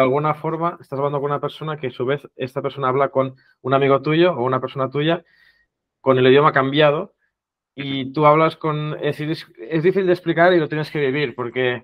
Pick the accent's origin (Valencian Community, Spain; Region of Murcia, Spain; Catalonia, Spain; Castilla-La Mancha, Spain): Catalonia, Spain; first language Catalan; Spanish is a second language; mi idioma nativo, digamos, o madre, no sé cómo se podría traducir, es el catalán